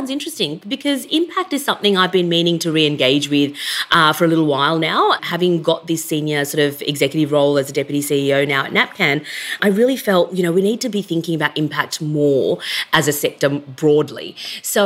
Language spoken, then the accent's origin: English; Sydney, New South Wales, Australia; I grew up in Western Sydney. I'm a first-generation migrant.